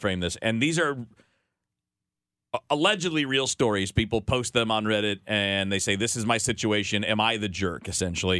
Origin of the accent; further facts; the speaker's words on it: Michigan, United States; moved away as an adult; also born or lived in Miami, Florida; I'm from Michigan